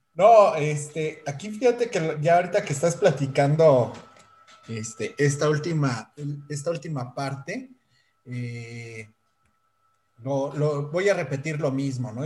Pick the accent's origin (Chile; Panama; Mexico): Mexico; nosotros como mexicanos